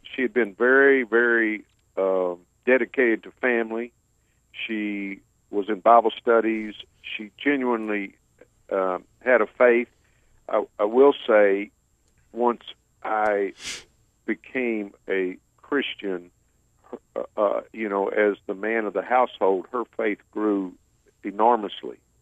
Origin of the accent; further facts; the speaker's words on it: about an hour south of Houston, Texas, United States; moved away as an adult; now in Houston, United States; I currently live in Houston, and I grew up about an hour south of here